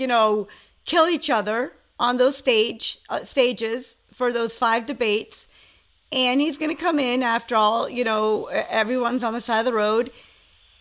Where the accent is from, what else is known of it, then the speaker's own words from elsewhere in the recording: New York, United States; As a New Yorker